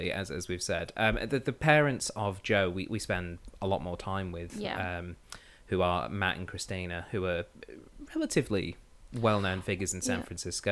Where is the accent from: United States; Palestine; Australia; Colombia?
Australia; we're Australian